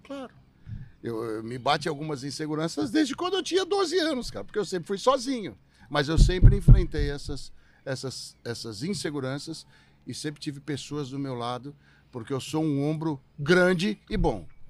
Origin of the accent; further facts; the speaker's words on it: São Paulo, Brazil; Eu sou um cara que morei minha vida inteira em São Paulo.